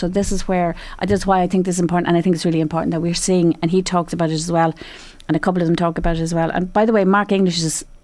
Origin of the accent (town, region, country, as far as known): Ireland